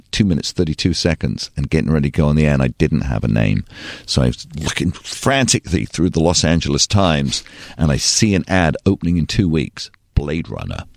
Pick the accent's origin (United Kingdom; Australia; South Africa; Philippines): United Kingdom; England; now in United States; And actually, I'm from England.